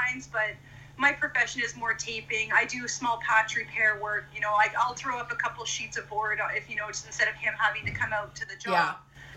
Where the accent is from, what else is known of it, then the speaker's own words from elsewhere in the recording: Renfrew, Ontario, Canada; moved away as an adult; also born or lived in Edmonton, Alberta; we moved back to my hometown of Renfrew, Ontario.